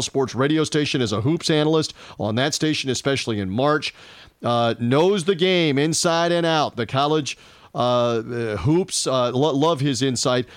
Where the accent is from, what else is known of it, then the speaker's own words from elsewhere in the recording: Memphis, Tennessee, United States; my hometown in the area, uh, of the Mid-South in Memphis.